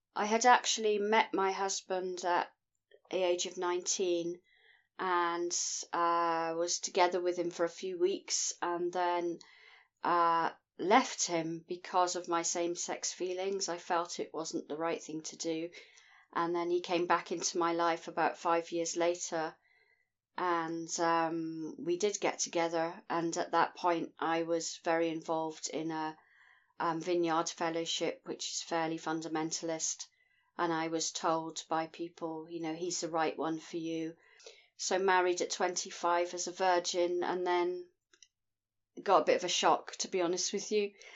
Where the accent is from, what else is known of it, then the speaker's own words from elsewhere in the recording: Scotland, United Kingdom; I'm from Scotland in the United Kingdom